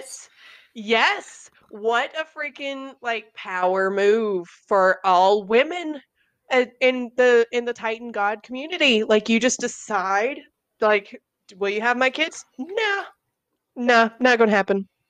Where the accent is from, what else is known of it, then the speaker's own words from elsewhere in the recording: the South, United States; growing up in the South